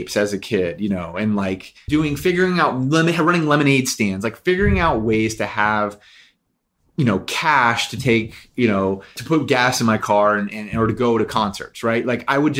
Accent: Nashville, Tennessee, United States; also born or lived in New York; now in Los Angeles, United States; I am from Nashville. My grandfather was a musician all of his life and a music teacher

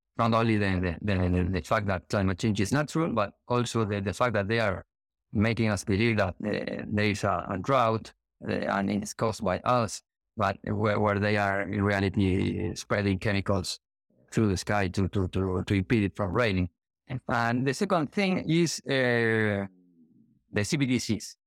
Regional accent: Argentina; now in Gran Canaria, Spain; I'm from Argentina, living in Gran Canaria, Spain

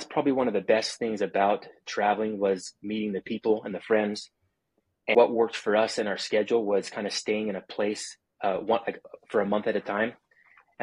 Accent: Provo, Utah, United States; now in St. George, United States; I born and raised in Provo and was living in Provo

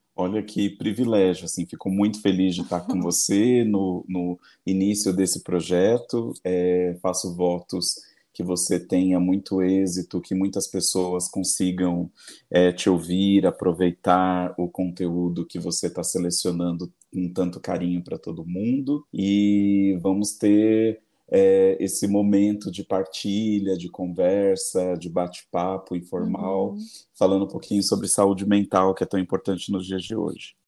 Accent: Embu das Artes, São Paulo, Brazil; now in São Paulo, Brazil; Eu fui criado em Embu das Artes, na periferia do Embu das Artes

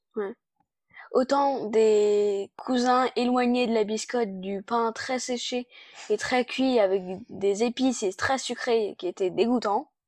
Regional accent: China; je suis née en Chine et j'ai 10 ans

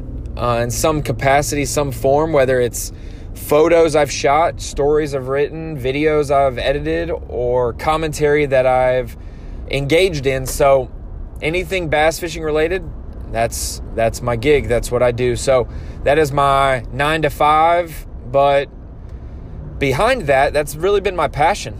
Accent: North Carolina, United States; moved away as an adult; also born or lived in Central Florida, United States; now in Little Rock, United States; I grew up in North Carolina.

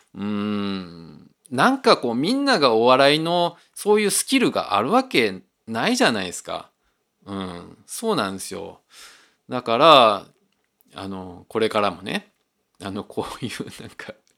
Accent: Osaka, Japan; 自分はあの大阪で生まれて大阪で育った

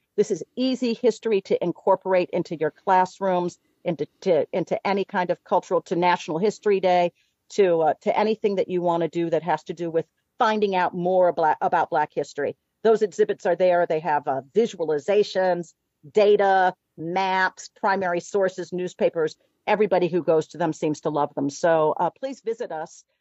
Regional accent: Chicago, Illinois, United States; we're both from Chicago

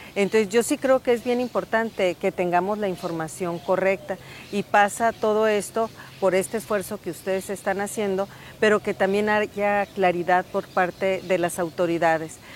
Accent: Sonora, Mexico; lo que somos como sonorenses

